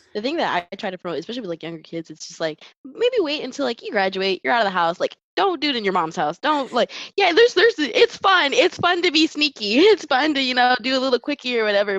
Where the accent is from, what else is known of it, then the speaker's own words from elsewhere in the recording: St. Cloud, Florida, United States; I was raised in St. Cloud